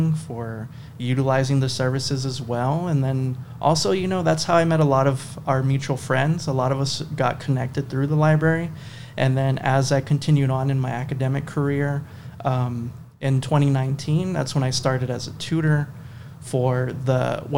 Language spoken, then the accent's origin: English; Marfa, Texas, United States; I'm from Marfa, Texas, born and raised over there